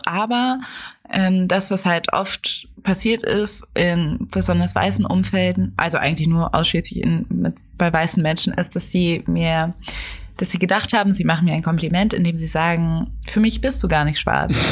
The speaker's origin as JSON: {"language": "German", "country": "Germany", "tie": "born or raised there"}